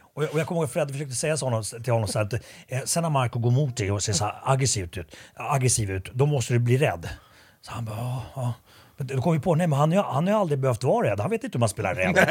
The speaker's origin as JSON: {"language": "Swedish", "country": "Sweden", "tie": "born or raised there", "said": "jag är uppvuxen i Sverige, men jag var ju finsk medborgare väldigt länge"}